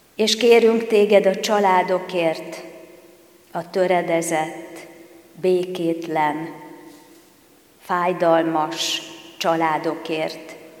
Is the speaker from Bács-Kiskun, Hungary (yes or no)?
yes; Kecskemét, Bács-Kiskun, Hungary; akik kecskemétiek vagyunk